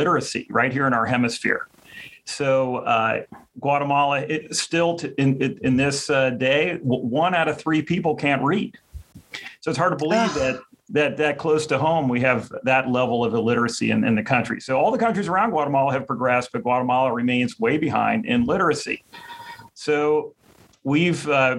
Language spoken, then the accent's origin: English; Cincinnati, Ohio, United States; I'm from Cincinnati, Ohio